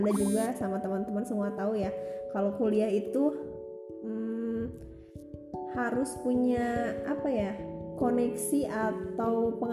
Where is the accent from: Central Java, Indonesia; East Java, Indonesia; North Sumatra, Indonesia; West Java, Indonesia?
West Java, Indonesia; Banjar; Nah, saya ini berasal dari Banjar. Nah, Banjarnya bukan Banjarmasin, bukan Banjarnegara, tapi Banjar Jawa Barat.